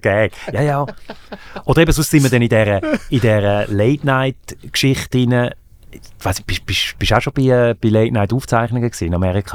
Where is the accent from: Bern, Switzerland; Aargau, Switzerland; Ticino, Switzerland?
Aargau, Switzerland; also born or lived in Zürich / Graubünden / Fislisbach near Baden; Im Aargau. Zürich, Aargau, bisschen noch in Graubünden